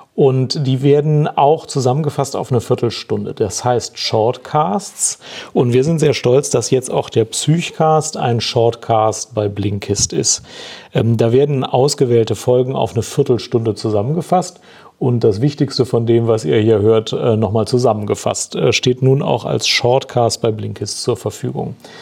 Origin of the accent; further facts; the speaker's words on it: Germany; bei uns in Deutschland